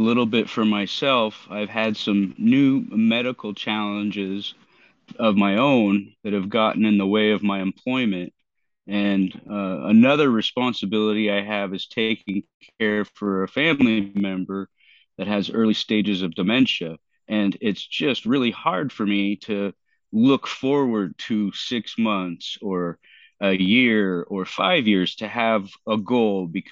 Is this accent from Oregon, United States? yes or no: yes; Portland, Oregon, United States; also born or lived in Southeast Alaska; now in Alaska, United States; I'm currently living in Southeast Alaska, and I grew up in Oregon, Southeast Portland, to be specific